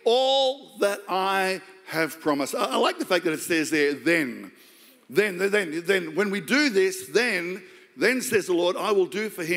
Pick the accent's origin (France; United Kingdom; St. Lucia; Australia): Australia; I'm just Australian